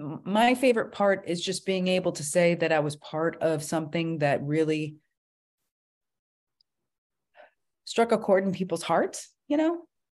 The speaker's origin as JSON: {"language": "English", "town": "New York City", "region": "New York", "country": "United States", "tie": "born there", "said": "Excuse me, I was born in New York, in the city."}